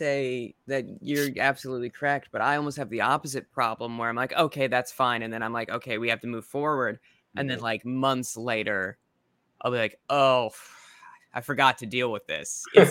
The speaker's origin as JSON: {"language": "English", "region": "Midwest", "country": "United States", "said": "Maybe it's because I'm from the Midwest or whatever."}